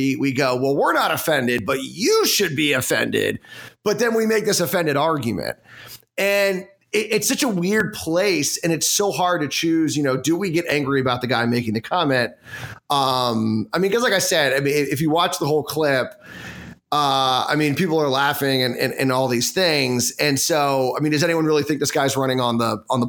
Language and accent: English; Washington, District of Columbia, United States; someone that was born in D.C.